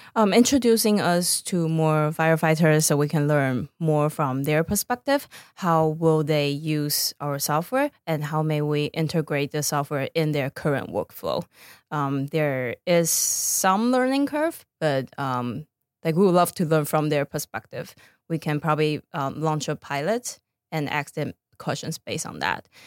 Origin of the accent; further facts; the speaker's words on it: Taiwan; moved away as an adult; also born or lived in Boston; now in Los Angeles, United States; back in my home country, Taiwan